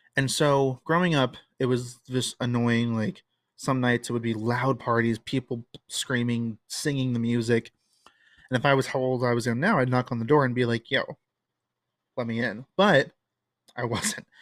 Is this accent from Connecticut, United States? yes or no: no; New Jersey, United States; growing up in Jersey